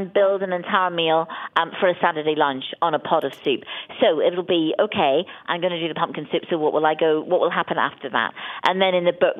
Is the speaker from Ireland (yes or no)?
yes; Ireland; I grew up in Ireland and we never traveled anywhere. I didn't leave Ireland until I was 16.